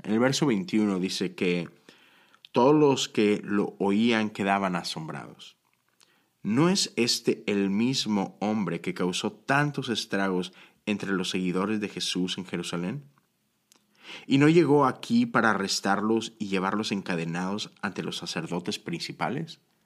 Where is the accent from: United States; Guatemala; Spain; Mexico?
Mexico; Monterrey, Nuevo León; moved away; crecí en Monterrey, México